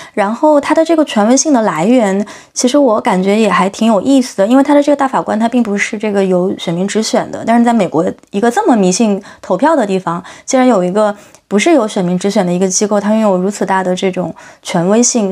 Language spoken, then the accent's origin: Chinese; China; 中国这个环境下长大的